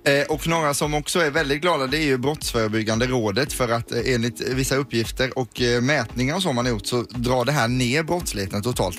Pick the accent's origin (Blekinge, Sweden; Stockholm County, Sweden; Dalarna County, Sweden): Blekinge, Sweden; Karlskrona; när jag växte upp och hade min Nokia 2110, då hade vi ett matsalsbord hemma i Karlskrona